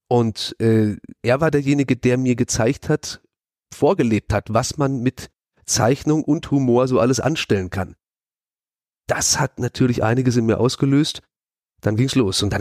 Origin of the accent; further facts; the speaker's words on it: Emmendingen, Baden-Württemberg, Germany; moved away as an adult; now in Hamburg, Germany; komme ursprünglich genau aus der Ecke, in der wir hier gerade sitzen, äh, Freiburg. Ich bin Emding geboren und bin vor vier Jahren nach Hamburg gezogen.